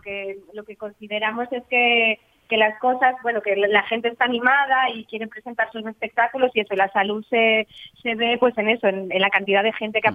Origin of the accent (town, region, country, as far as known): Asturias, Spain